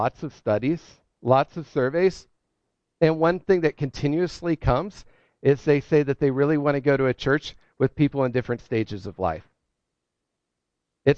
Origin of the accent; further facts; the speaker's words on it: Ohio, United States; now in New England, United States; I'm from Ohio